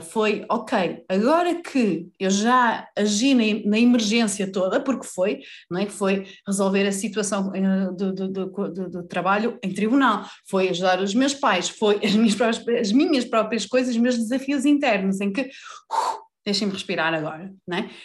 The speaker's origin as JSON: {"language": "Portuguese", "town": "Vila Real", "region": "Norte", "country": "Portugal", "tie": "born or raised there", "also_born_or_lived": "Lisbon", "moved": "yes", "said": "eu nasci em Lisboa, cresci em Vila Real, voltei para Lisboa, já vivi no Norte, já vivi no Sul"}